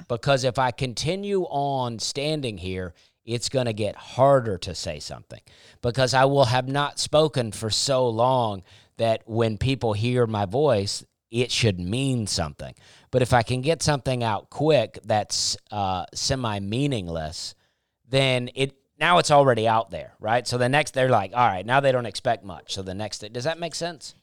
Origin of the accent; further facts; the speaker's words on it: the South, United States; being a Southerner